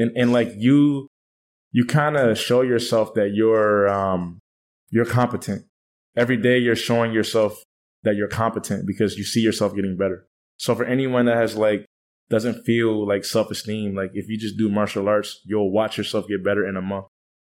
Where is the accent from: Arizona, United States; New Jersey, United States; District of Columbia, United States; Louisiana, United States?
District of Columbia, United States; Washington; now in Thailand; Washington, D.C.